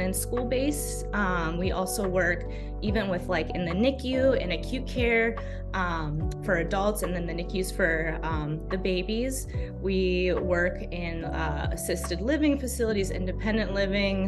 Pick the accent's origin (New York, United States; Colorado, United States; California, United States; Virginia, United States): California, United States; Los Angeles; moved away as an adult; now in Maine, United States; I'm originally from Los Angeles, California